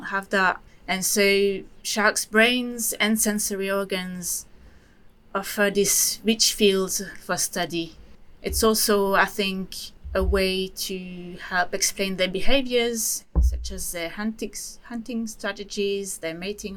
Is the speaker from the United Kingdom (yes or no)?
no; Switzerland; moved away; I come from Switzerland, you know, which is a landlocked country.